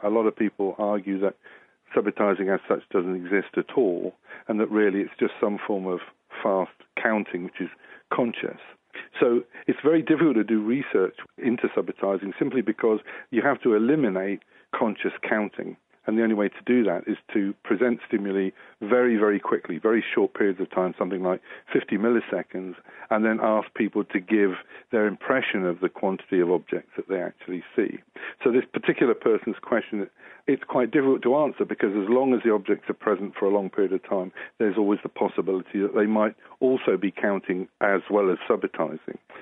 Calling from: South Africa; I'm phoning you from South Africa

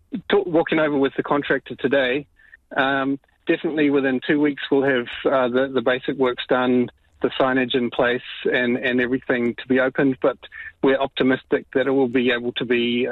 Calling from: Karikari, Northland, New Zealand; Kia ora. Yes, I'm calling actually from Karikari

